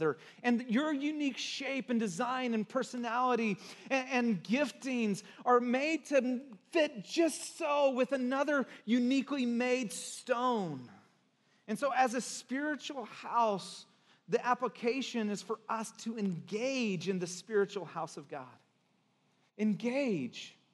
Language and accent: English; Santa Cruz, California, United States; also born or lived in Texas; I'm from Texas, I'm kind of, I was born there, but I grew up in Santa Cruz